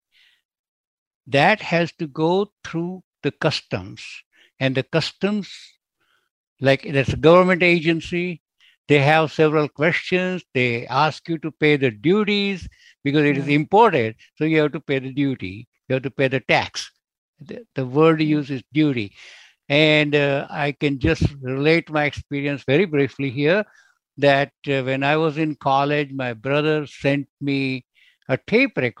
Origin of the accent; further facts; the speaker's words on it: India; now in United States; I'm originally from India, although I'm an American citizen.